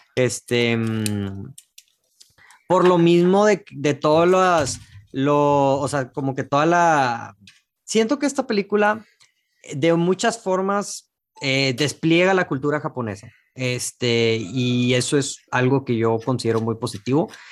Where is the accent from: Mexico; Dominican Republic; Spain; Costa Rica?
Mexico; yo como mexicano